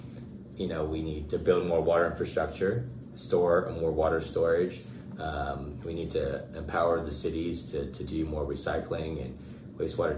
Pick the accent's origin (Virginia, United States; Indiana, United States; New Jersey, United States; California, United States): California, United States; Bakersfield; This is the place that I was born and raised